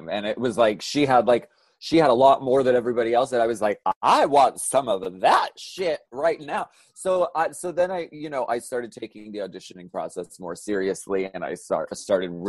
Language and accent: English; Pennsylvania, United States; moved away; I'm from Pennsylvania.